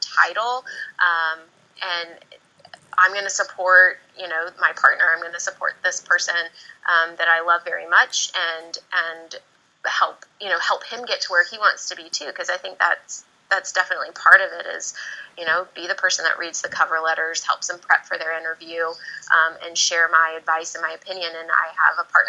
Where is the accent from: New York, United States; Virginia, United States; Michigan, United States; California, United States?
Virginia, United States; moved away as an adult; also born or lived in Georgia; I'm from Virginia. My family's still in Virginia